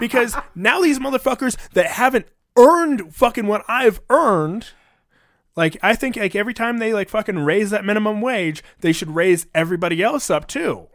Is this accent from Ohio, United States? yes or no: no; California, United States; now in Colorado, United States; I'm from Cali